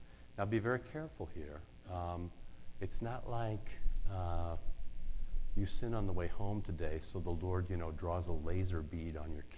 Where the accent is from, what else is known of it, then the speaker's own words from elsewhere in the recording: Iowa, United States; moved away; growing up in Iowa